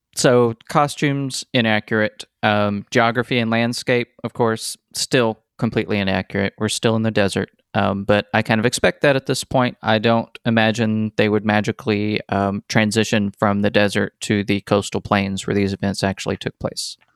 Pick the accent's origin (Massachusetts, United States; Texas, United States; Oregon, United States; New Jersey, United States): Texas, United States; we're Texan, we grew up in Texas, we learned all this stuff as kids